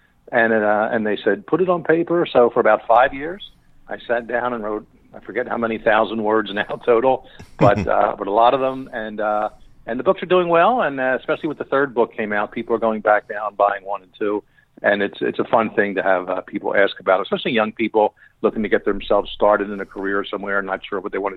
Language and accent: English; Philadelphia, Pennsylvania, United States; also born or lived in Bensalem Township, Pennsylvania; me growing up in Philadelphia